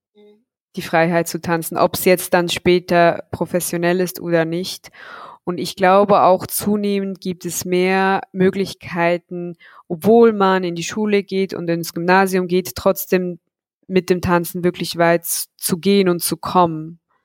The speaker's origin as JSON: {"language": "German", "region": "Zug", "country": "Switzerland", "tie": "born or raised there", "said": "in meiner Heimatstadt in Zug"}